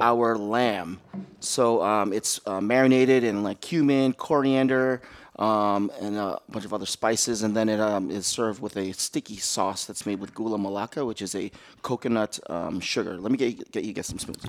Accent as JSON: {"language": "English", "country": "Philippines", "said": "I'm Filipino"}